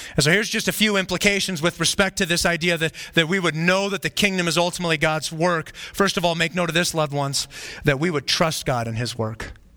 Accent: Flagstaff, Arizona, United States; When I was growing up, I grew up in Flagstaff, Arizona

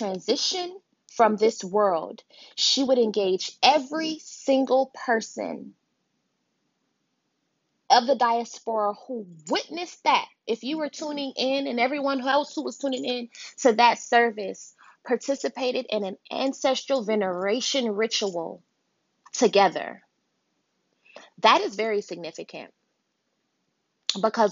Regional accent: United States; a first generation born in America, Nigerian, Yoruba

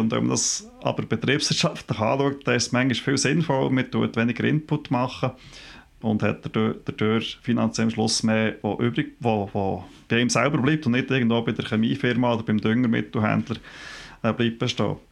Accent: Switzerland

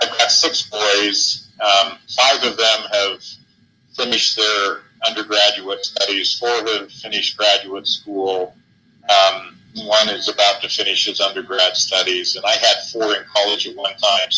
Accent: Southern Oregon, United States; now in Utah, United States; I grew up in Oregon, in Southern Oregon.

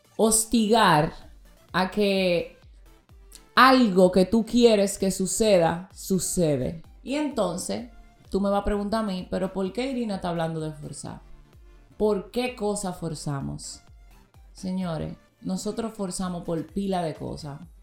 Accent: Dominican Republic; yo soy dominicana

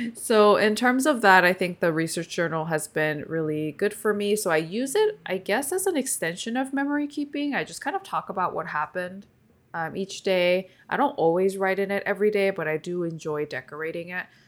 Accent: Seoul, grew up in California, United States; first language Korean; English is a second language; I moved to California with my parents when I was eleven years old from Seoul, Korea. And so my first language is Korean

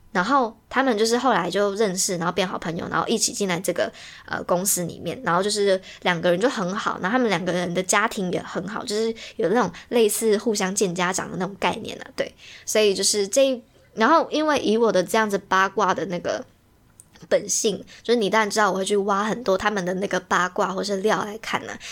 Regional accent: Taiwan; 所以身为一个台湾人，就是也是中华元素的人

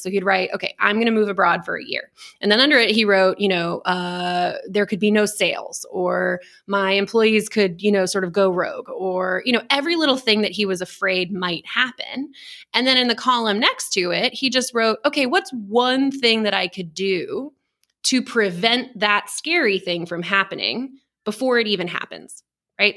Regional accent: Texas, United States; born and raised in Texas

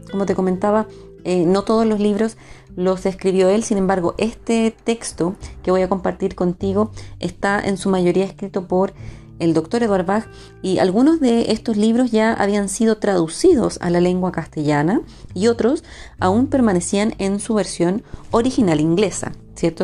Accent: Chile; Chile, mi país de origen

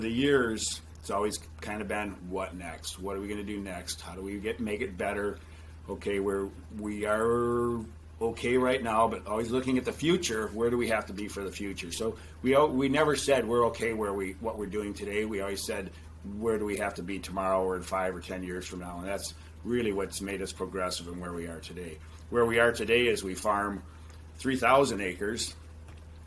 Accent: Beloit, Wisconsin, United States; moved away as an adult; now in Waterloo, United States; Debbie and I both grew up in Beloit, down the Illinois line, about an hour south of Waterloo, where we live now

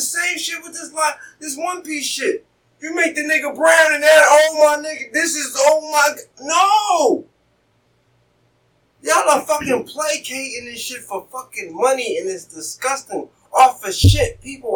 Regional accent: United States; I am American

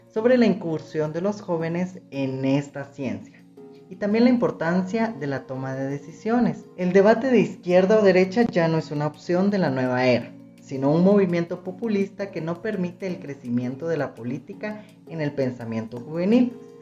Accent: Guatemala; Como guatemaltecos realmente le hemos visto la cara a la corrupción

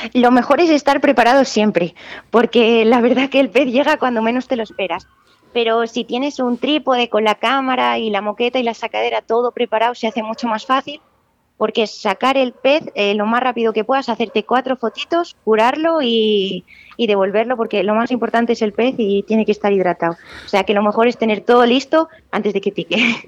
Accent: Benavente, Castile and León, Spain; soy de Benavente, tengo la gran suerte de estar rodeada de ríos

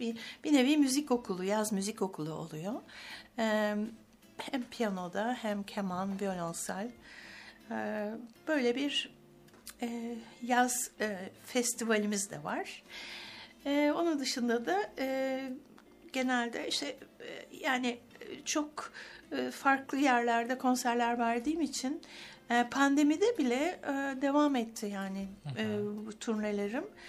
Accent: Istanbul, Turkey; also born or lived in Ankara / Bodrum / Cambridge; İstanbul'dayım evet, İstanbul'da doğdum.

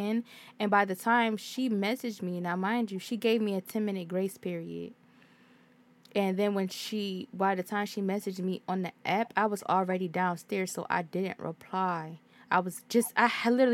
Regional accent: Hartford, Connecticut, United States; I'm from Hartford

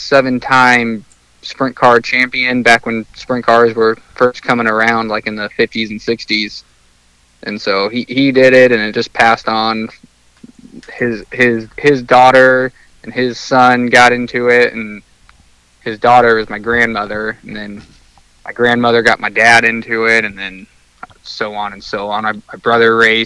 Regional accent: San Diego, California, United States; also born or lived in Dallas, Texas; I was born in Texas, in Dallas, but I consider myself a Californian, and I'm from San Diego

